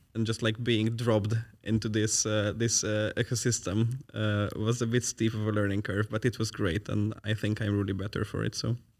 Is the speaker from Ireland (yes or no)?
no; Hungary; now in Netherlands; I'm from Hungary.